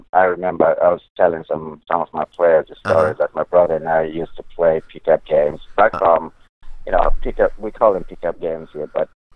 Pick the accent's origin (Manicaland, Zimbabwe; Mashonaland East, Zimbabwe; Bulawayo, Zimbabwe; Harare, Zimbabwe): Bulawayo, Zimbabwe; moved away as an adult; now in Clermont, United States; I'm from Zimbabwe, and I was born in the second largest city of Zimbabwe.